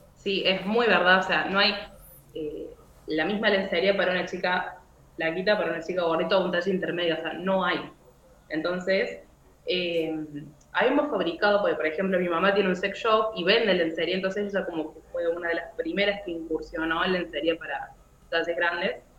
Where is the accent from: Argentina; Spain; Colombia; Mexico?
Argentina; Córdoba; soy de Argentina, Córdoba, tengo 23 años.